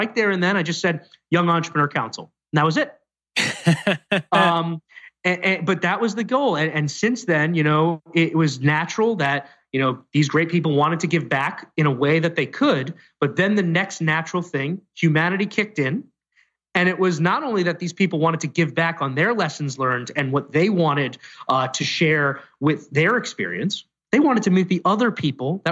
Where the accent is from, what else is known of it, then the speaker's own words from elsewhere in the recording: New York City, New York, United States; I was born in Staten Island, not the Upper West Side of Manhattan